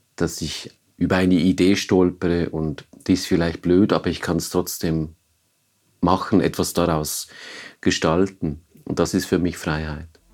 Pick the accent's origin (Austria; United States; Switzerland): Switzerland; Maisprach, Basel-Landschaft; moved away; ich bin in Maisprach aufgewachsen